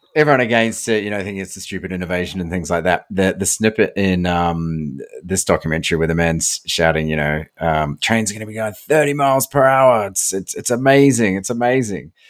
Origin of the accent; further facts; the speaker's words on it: New Zealand; now in Australia; where I grew up in New Zealand